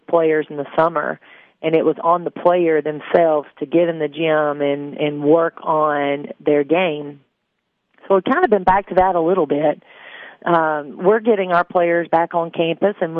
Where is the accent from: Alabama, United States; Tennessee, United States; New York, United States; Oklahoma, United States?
Tennessee, United States; Upper Cumberland area; me growing up in the Upper Cumberland area, I am a rural girl.